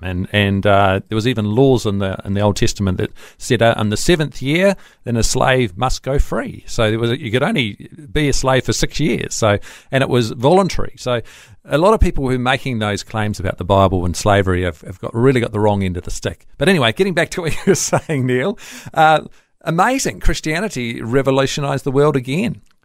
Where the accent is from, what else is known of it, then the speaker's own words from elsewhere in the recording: New Zealand; I'm a Kiwi